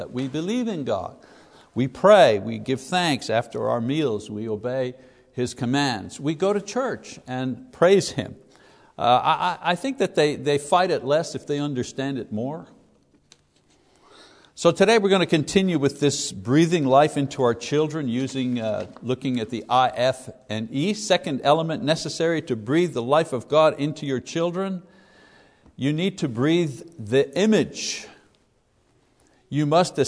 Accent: Quebec, Canada; when I was a kid growing up in Quebec, Roman Catholic Quebec

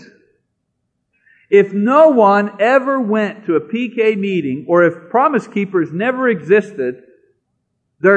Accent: Canada; I'm a Canadian

